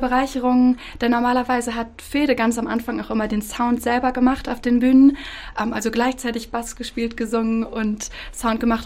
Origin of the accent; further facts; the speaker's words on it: Bad Pyrmont, Lower Saxony, Germany; ich in Bad Pyrmont geboren bin